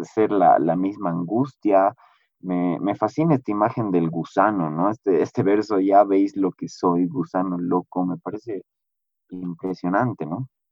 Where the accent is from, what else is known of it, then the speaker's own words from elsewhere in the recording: Bolivia; como bolivianos